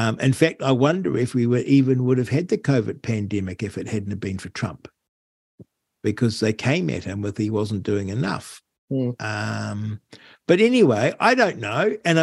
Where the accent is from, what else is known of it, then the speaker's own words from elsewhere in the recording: United Kingdom; we're British